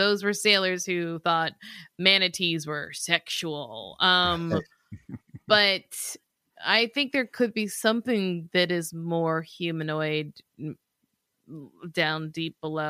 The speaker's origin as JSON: {"language": "English", "region": "the South", "country": "United States", "said": "We're from the South."}